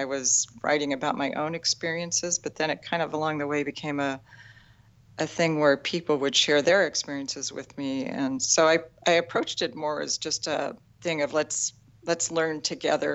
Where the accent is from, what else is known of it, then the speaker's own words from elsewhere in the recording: Mojave Desert, California, United States; now in Redding, United States; I grew up in the Mojave Desert of California